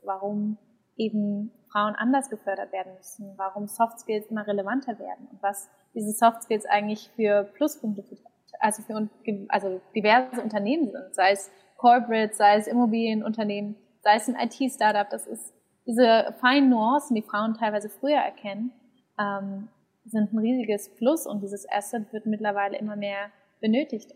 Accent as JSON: {"language": "German", "region": "Berlin", "country": "Germany", "tie": "born or raised there", "said": "gebürtige Berlinerin"}